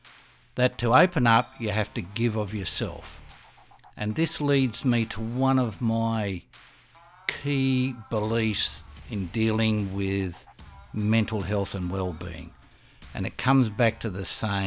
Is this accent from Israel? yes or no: no; Australia; being Australian and having the characteristic of mates and mateship